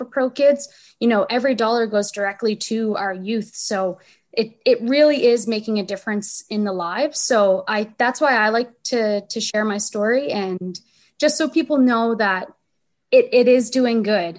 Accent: Saint John, New Brunswick, Canada; the neighborhood I grew up in. We were all growing up in Crescent Valley.

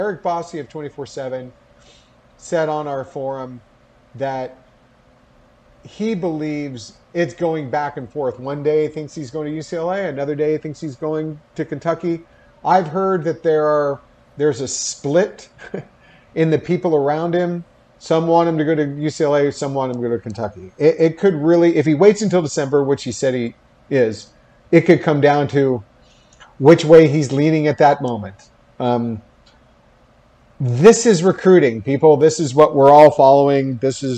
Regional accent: United Kingdom; Game day. I'm British.

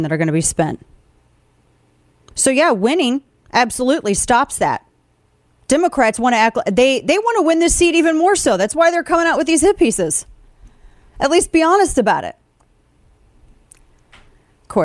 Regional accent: the Show Me State, Missouri, United States; moved away; I'm from the Show Me State originally.

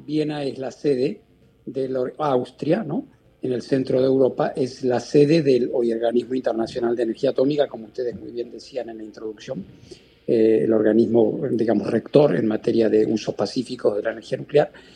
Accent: Argentina; moved away; de ser yo argentino, el primer latinoamericano

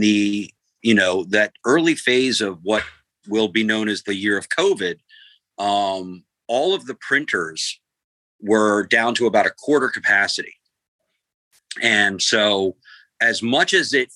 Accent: Columbia, Maryland, United States; now in Los Angeles, United States; I grew up in Columbia, Maryland, which is like Soccer Town USA.

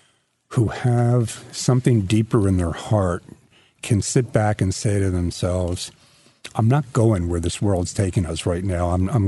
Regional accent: New York, United States; I'm a New Yorker.

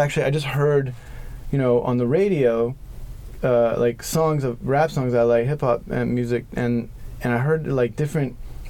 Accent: New York, United States; And keep in mind, I grew up in New York between 91 and 94, so I didn't like know any of this stuff about.

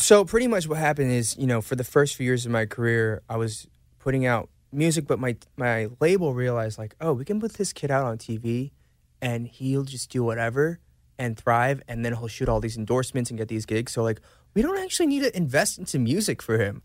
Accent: Atlanta, Georgia, United States; moved away as an adult; also born or lived in Seoul, South Korea; Growing up in Atlanta and even now

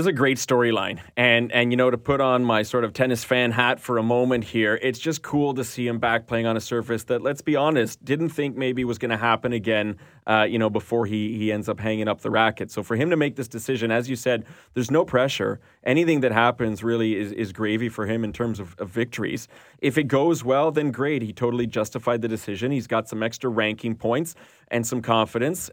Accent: Canada; as a Canadian viewer

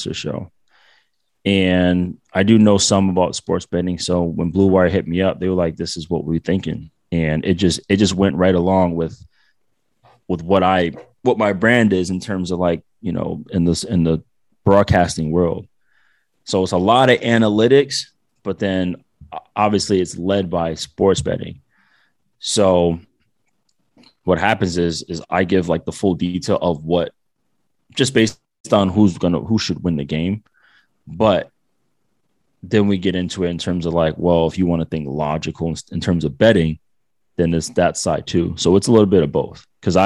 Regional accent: Providence, Rhode Island, United States; moved away as an adult; now in Orange County, United States; I'm from Providence, but I live in Cali

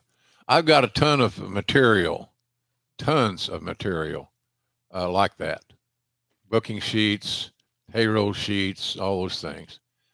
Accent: Minneapolis, Minnesota, United States; I grew up in the Minneapolis territory, in AWA territory more specifically.

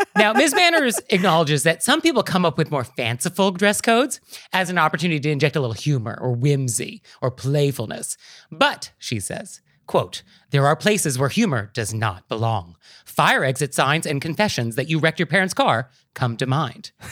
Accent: California, United States; as a Californian

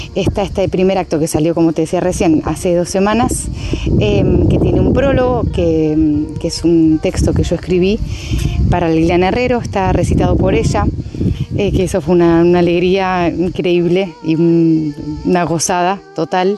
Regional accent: Argentina; moved away as an adult; now in Madrid, Spain; hacia mi país, hacia Argentina

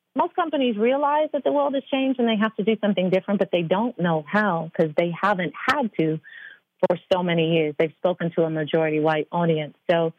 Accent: United Kingdom; I'm very British.

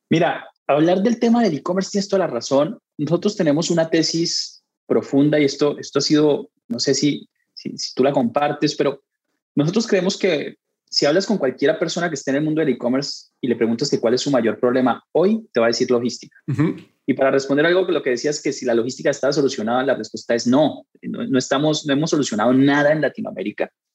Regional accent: Colombia; moved away as an adult; now in Mexico; yo soy colombiano, llegué a México tal vez a finales del 2008, 2009, por allá

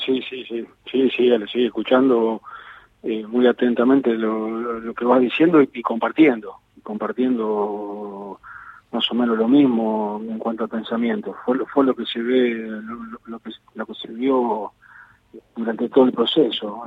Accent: Argentina; los futboleros que somos los argentinos

